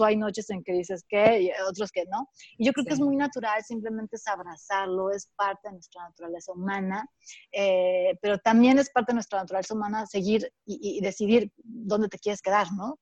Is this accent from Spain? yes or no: no; Mexico; nosotros que, somos como mexicanas